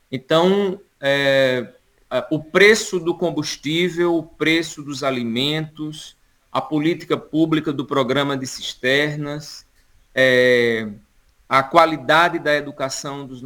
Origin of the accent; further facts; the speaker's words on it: Pernambuco, Brazil; sou aqui do Sertão do Pajeú, né? Eu estou falando neste momento literalmente do Sertão do Pajeú.